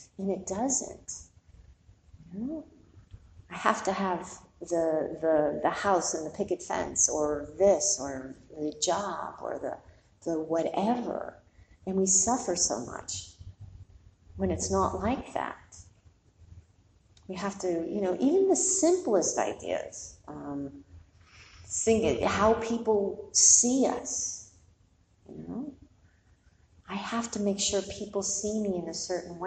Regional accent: New York, United States; I'm born and raised in New York

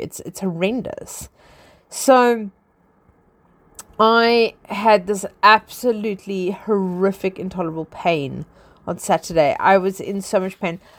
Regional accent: South Africa; now in London, United Kingdom; I am originally South African. I live in England. I live in London.

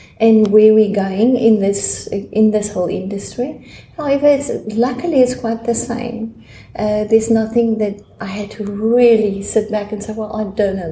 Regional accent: South Africa; moved away as an adult; now in Australia; I'm from South Africa. I've been born in South Africa

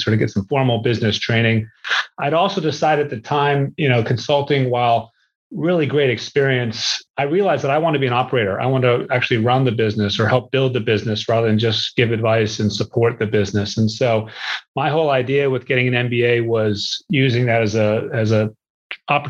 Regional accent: New England, Massachusetts, then Southern New Hampshire, United States; So I grew up in New England. My early years were in Massachusetts and then Southern New Hampshire.

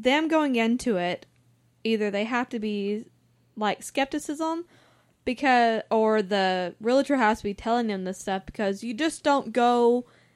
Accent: the South, Southern United States, United States; I'm from the Southern

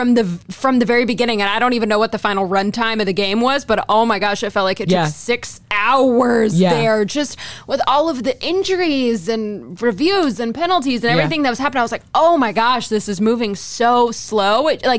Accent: Texas, United States; also born or lived in Wisconsin; now in Cleveland, United States; I'm from Texas. I had not seen them in Texas. I was in Wisconsin before I moved to Cleveland.

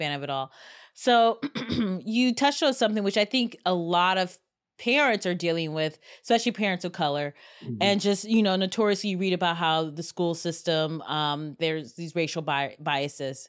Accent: Cleveland, Ohio, United States; We're growing up in Cleveland, Ohio. We grew up in the suburbs

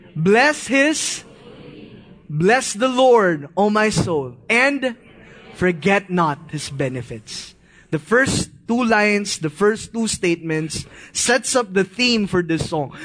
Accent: Philippines; As a Filipino, we grew up in this kind of mindset

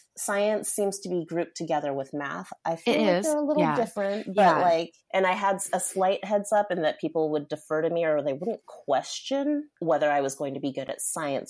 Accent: Seattle, Washington, United States; I'm from Seattle. Mm-hmm. I still live here. I spent maybe 8 years away from Seattle, but most of my life has been here.

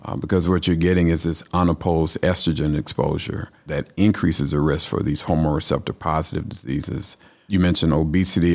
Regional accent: Atlanta, Georgia, United States; also born or lived in Louisiana; now in Tifton, United States; I'm a Georgia boy. I'm from Atlanta

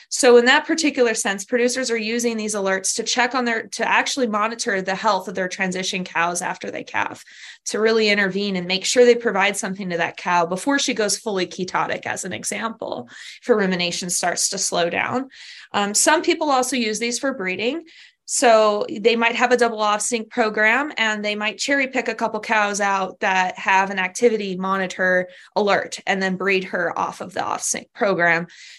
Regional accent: Southern California, United States; moved away as an adult; also born or lived in Kentucky / Madison, Wisconsin; now in Pennsylvania, United States; I'm from California, Southern California originally

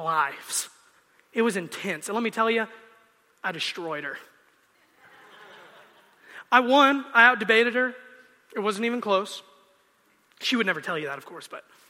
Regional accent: United States; I'm a Christian and I'm an American

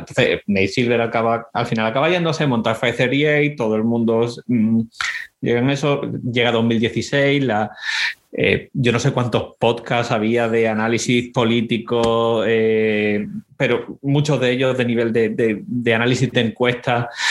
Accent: Spain; moved away as an adult; also born or lived in Boston, United States; now in United States; la de España, donde, eh, de donde yo vengo

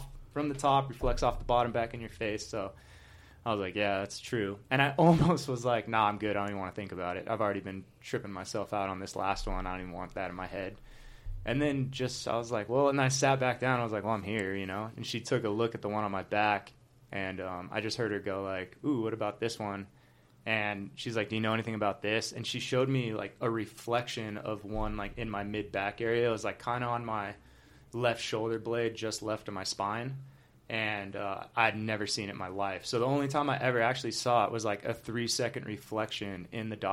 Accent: Southern California, United States; I'd born and raised in Southern California

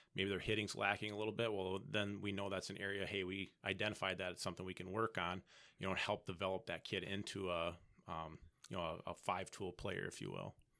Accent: Appleton, Wisconsin, United States; moved away as an adult; now in Stevens Point, United States; I'm originally from Fox Valley.

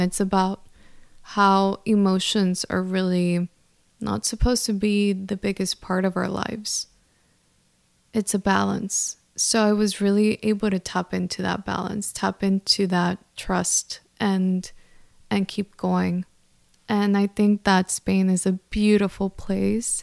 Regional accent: El Centro, California, United States; I grew up in California. I am Mexican, so I grew up in this small town called El Centro, California, that no one knows about

